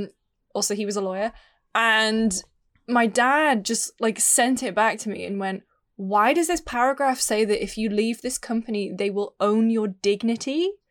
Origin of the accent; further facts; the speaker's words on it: United Kingdom; As a British person, right?